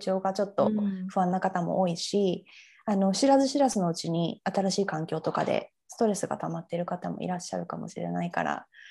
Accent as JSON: {"language": "Japanese", "region": "Fukuoka", "country": "Japan", "tie": "born or raised there", "also_born_or_lived": "United Kingdom", "moved": "as an adult", "lives_now": "Sydney, Australia", "said": "私はあの福岡市の出身なんですけど、はい、まあ、海の近くで育ったんですね。"}